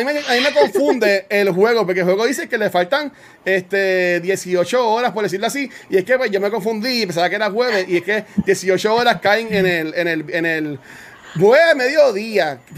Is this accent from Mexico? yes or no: no; Canóvanas, Puerto Rico; soy de Canóvana. Yo, yo, soy de, yo soy de la tribu